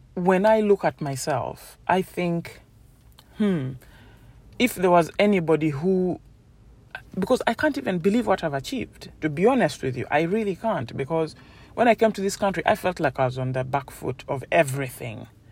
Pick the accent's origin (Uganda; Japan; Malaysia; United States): Uganda; now in United Kingdom; I grew up in Uganda and I was in boarding school